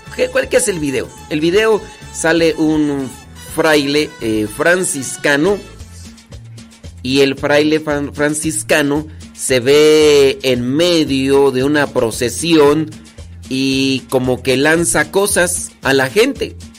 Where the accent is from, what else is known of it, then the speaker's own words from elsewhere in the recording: Acámbaro, Guanajuato, Mexico; yo soy de Acámbaro, Guanajuato.